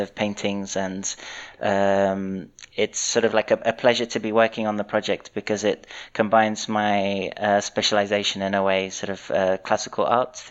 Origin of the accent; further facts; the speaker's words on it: London, United Kingdom; moved away as an adult; also born or lived in Portsmouth; now in Zurich, Switzerland; I was born in London and grew up there.